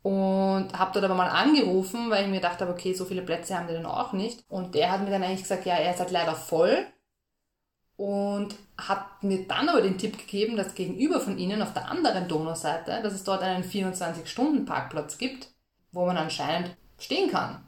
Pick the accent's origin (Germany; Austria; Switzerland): Austria; wir sind halt aus Österreich